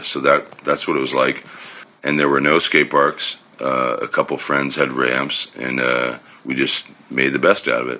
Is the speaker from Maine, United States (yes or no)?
no; Connecticut, United States; Growing up in Connecticut, I mean, I first started skating probably in 1986 when I was 10 years old.